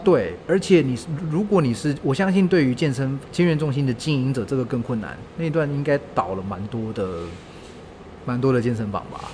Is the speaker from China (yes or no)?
no; Taichung, Taiwan; moved away; 我老家在台中嘛